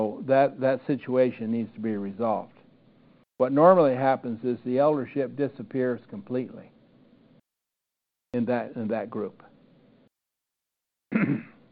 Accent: Iowa, United States; I grew up in the Churches of Christ in Iowa

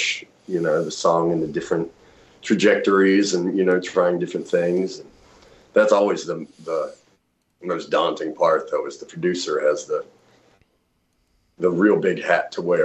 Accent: Appalachian Mountains, just south of Roanoke, Virginia, United States; I was born in the Appalachian Mountains, just south of Roanoke, Virginia

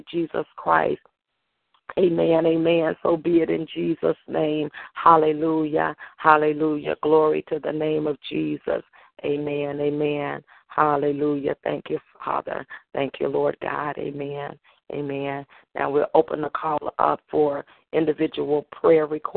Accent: Holly Grove, Arkansas, United States; now in Memphis, United States; I'll be in my hometown in Holly Grove, Arkansas

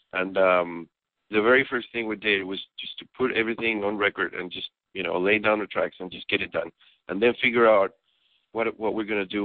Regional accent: Santiago, Santiago Metropolitan Region, Chile; moved away as an adult; also born or lived in Los Angeles; now in Athens, United States; I was born and raised in Chile, the city of Santiago

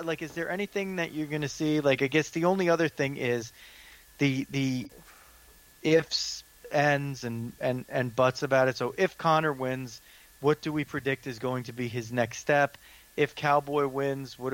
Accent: United States; I'm the American

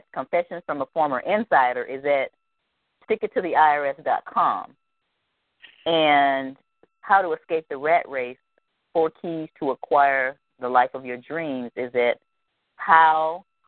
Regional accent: the South, United States; I'm from the South, and in the South here we make up words

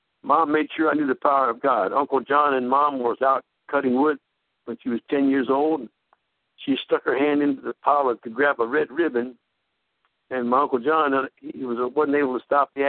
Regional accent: Glendale, Maryland, United States; I was born in the Pentecostal movement in a farmhouse in Glendale, Maryland

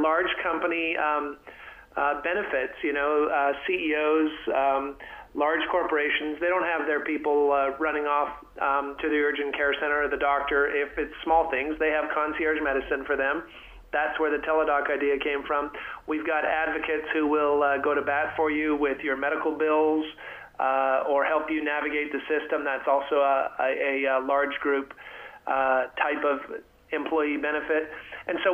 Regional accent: Canada; moved away as an adult; now in Texas, United States; I'm from Canada originally, a happy Texan these days, and have been down here for 25 years.

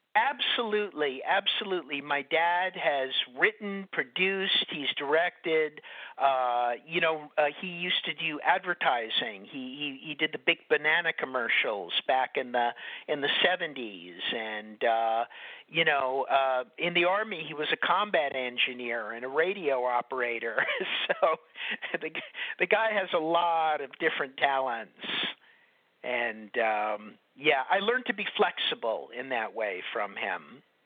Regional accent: New York, United States; I grew up in New York, so I wasn't living with him all the time

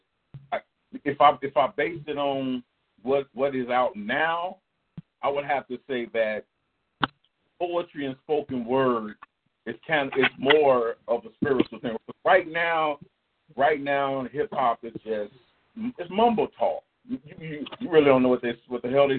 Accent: Chicago, Illinois, United States; I'm from Englewood, south side of Chicago

